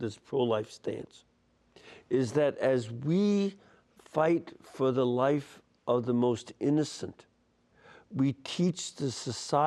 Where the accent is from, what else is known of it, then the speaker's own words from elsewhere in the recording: Chicago, Illinois, United States; my hometown is Chicago, and from Illinois